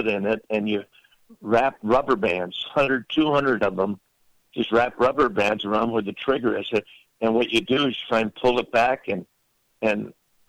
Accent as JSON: {"language": "English", "town": "Lakewood", "region": "California", "country": "United States", "tie": "born or raised there", "also_born_or_lived": "Watts, Los Angeles, California", "said": "We moved to Lakewood. But up until 7 or 8 years old, we're in Watts, South Central Los Angeles"}